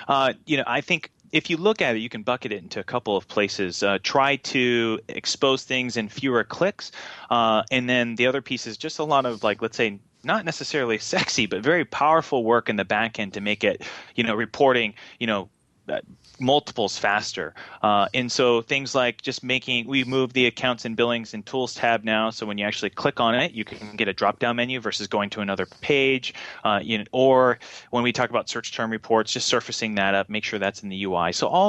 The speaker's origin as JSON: {"language": "English", "country": "Japan", "tie": "born or raised there", "said": "I grew up in Japan. My dad was in the Navy, and so we went to Tokyo Disneyland a lot."}